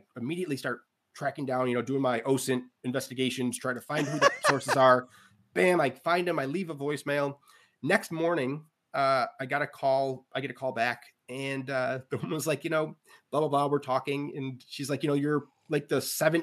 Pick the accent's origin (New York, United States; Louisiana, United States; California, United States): New York, United States; Central; now in Orchard Park, United States; I'm from Central New York, which isn't Western New York, Buffalo